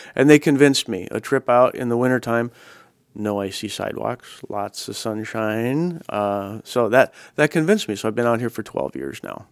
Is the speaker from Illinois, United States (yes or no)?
yes; Chicago, Illinois, United States; moved away as an adult; also born or lived in Minneapolis; now in Oregon, United States; I grew up, I grew up in that area. So I spent about the first twenty years of my life in Chicago, in Northern Illinois.